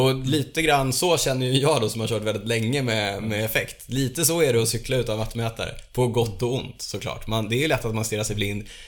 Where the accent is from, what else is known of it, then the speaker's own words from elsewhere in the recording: Borås, Västra Götaland, Sweden; där jag är ifrån. Det är Borås.